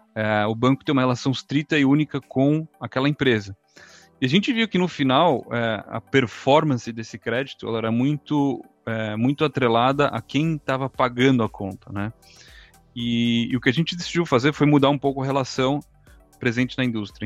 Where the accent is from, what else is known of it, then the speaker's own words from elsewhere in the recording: Brazil; moved away as an adult; also born or lived in Chicago, United States / New York, United States; now in Israel; nasci e vivi no Brasil até, até os 18 anos.